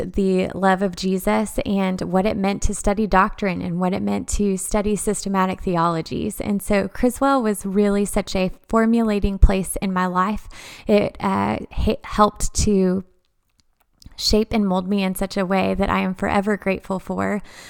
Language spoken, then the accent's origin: English; Dallas, Texas, United States; now in Conway, United States; We are living in Conway, Arkansas. We are previously from the Dallas area.